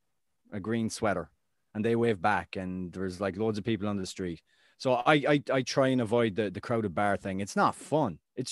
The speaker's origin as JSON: {"language": "English", "country": "Ireland", "said": "walking down the street, just, you know, I'm Irish."}